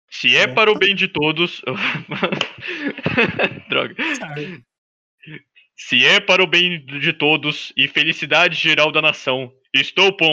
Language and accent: Portuguese; Brazil